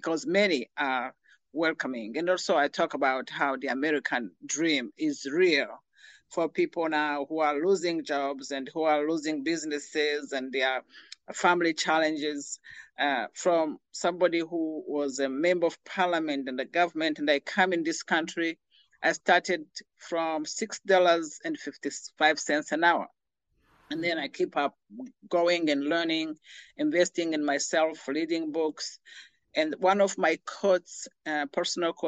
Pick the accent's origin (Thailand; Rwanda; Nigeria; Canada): Rwanda; moved away; I'm originally from Rwanda.